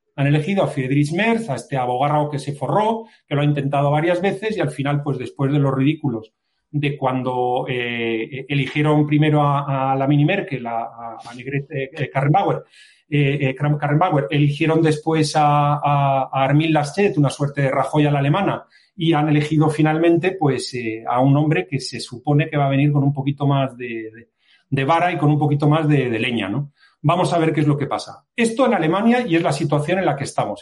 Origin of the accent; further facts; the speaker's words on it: Spain; yo como español